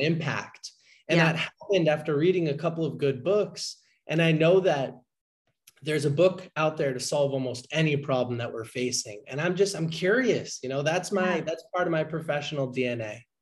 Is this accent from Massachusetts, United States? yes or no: yes; Boston, Massachusetts, United States; I'm from the Boston, Massachusetts area originally